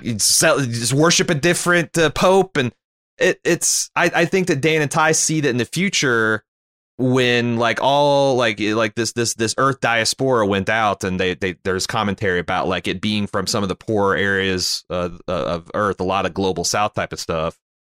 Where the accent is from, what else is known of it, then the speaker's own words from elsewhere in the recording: Canada; as a Canadian